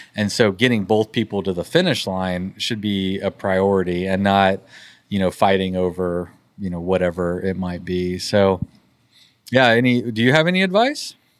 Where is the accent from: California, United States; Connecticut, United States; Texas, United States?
Texas, United States; we're from Texas